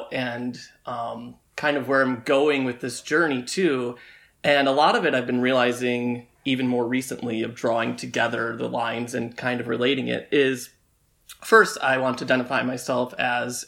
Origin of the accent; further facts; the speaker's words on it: Tecumseh, Michigan, United States; moved away; growing up in Tecumseh